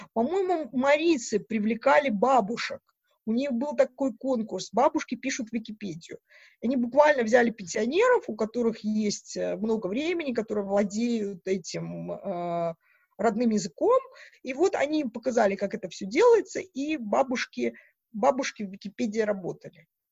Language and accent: Russian; Mogilev Region, Belarus; moved away as an adult; also born or lived in Edinburgh, United Kingdom / Aberdeen, United Kingdom / Newcastle upon Tyne, United Kingdom; now in Manchester, United Kingdom; я из Белоруссии, из Могилевской области